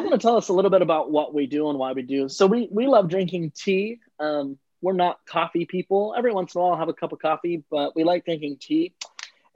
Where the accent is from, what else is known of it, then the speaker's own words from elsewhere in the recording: Jackson, California, United States; also born or lived in San Diego, California; I am born and raised in California. I was born outside of Sacramento in a small podunk town called Jackson. And I grew up in kind of a farming country.